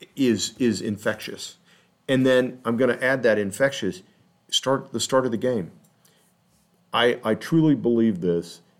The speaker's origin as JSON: {"language": "English", "region": "Texas", "country": "United States", "moved": "yes", "lives_now": "Kansas City, United States", "said": "I'm from Texas. I'm not from Kansas City"}